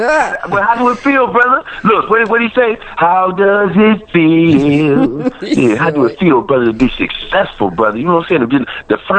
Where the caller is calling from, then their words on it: Toledo, Ohio, United States; I'm calling from the Glass City, Toledo, Ohio.